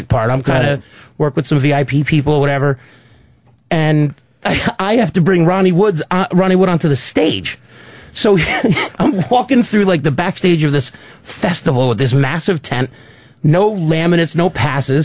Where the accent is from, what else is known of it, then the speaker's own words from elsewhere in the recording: New York, United States; from New York